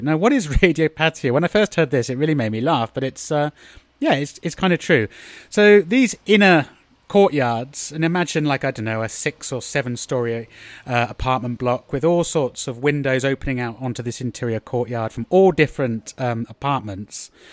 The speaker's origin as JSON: {"language": "English", "country": "United Kingdom", "moved": "yes", "said": "I'm being very British"}